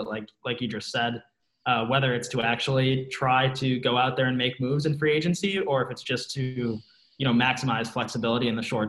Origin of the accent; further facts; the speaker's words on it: Grand Rapids, Michigan, United States; I'm from Grand Rapids